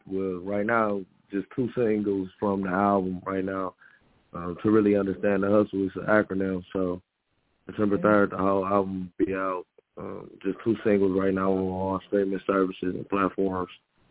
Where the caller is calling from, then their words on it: Jonesboro, Georgia, United States; Quaco. Quaco. Quaco County, Georgia. Jonesboro.